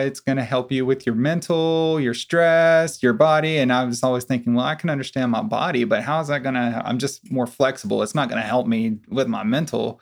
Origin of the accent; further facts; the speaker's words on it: Corsicana, Texas, United States; I'm originally from Corsicana as well.